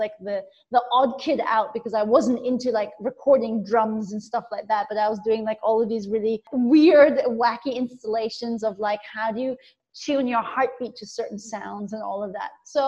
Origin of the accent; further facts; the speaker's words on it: Kathmandu, Bagmati, Nepal; also born or lived in Bangkok, Thailand; So ultimately, technically, I was growing up mainly in Nepal.